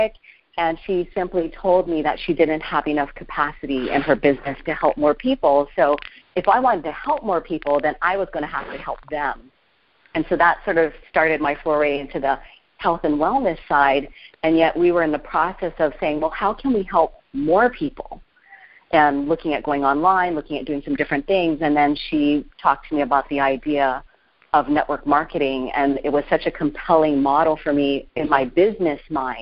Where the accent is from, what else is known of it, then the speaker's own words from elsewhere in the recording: Oahu, Hawaii, United States; I was born and raised on Oahu in Hawaii.